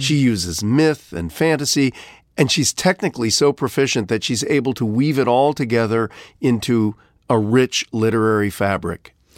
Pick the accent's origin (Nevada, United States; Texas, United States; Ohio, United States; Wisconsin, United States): Ohio, United States; moved away; my home state of Ohio